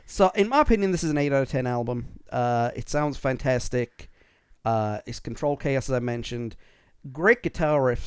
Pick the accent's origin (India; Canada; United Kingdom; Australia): United Kingdom; I'm British